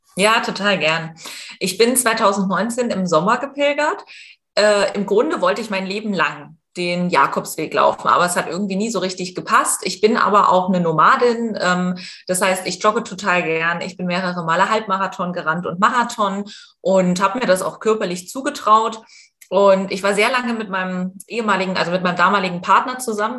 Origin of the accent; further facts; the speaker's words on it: East Germany, Germany; ich komme aus Ostdeutschland und ich bin atheistisch erzogen